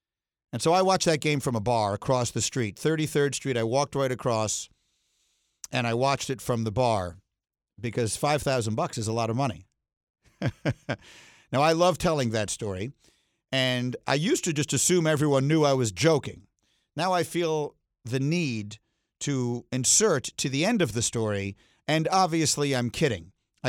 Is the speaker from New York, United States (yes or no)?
yes; New York City, New York, United States; moved away; I was back in my hometown of New York City